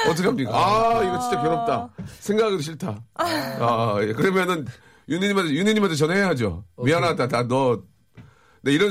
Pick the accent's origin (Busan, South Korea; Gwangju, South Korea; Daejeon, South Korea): Daejeon, South Korea; 고향이 대전이거든.